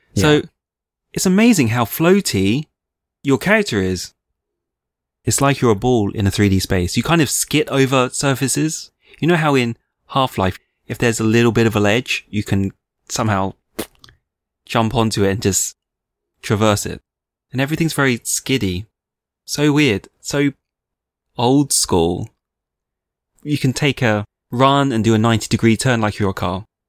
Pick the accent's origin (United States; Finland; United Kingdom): United Kingdom; I'm a Brit, which I am.